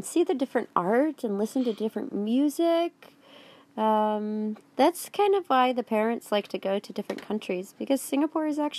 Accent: Wisconsin, United States; Well, Ponyland is where I'm staying right now, but I'm actually from Wisconsin.

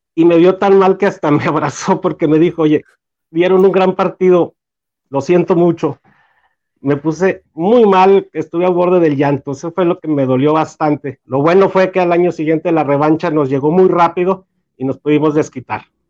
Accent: Torreón, Coahuila, Mexico; soy de Torreón, Coahuila.

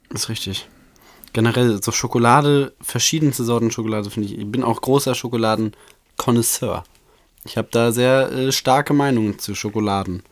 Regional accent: Bochum, North Rhine-Westphalia, Germany; 5. September, 9.01 Uhr, geboren in Bochum

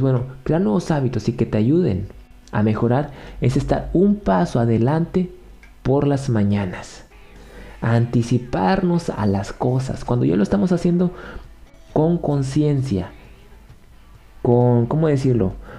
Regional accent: Mexico; Yo soy mexicano, te estoy hablando desde México.

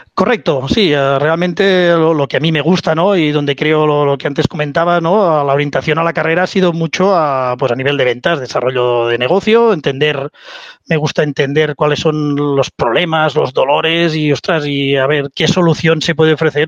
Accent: Spain; also born or lived in United States; decido volver a, España, ¿no? volver a, a mi tierra, no quería vivir en Estados Unidos

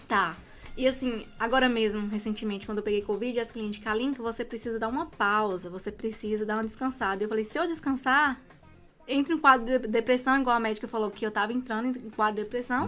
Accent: Serra, Espírito Santo, Brazil; Eu sou de Serra, sou da Grovila 11

